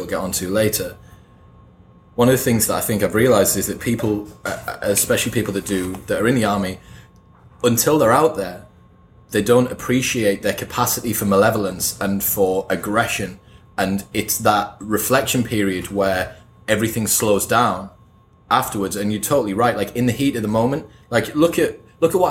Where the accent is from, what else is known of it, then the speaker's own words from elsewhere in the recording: United Kingdom; as a Brit